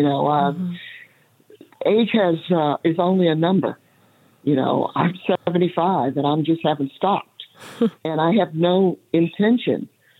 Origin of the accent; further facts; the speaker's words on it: the South, United States; growing up in the South, I didn't have that opportunity. There was no one that looked like me that did what I ended up doing.